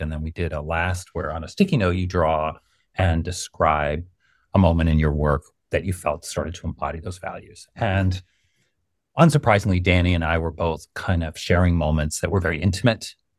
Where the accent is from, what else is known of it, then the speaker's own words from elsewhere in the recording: New York, United States; growing up in New York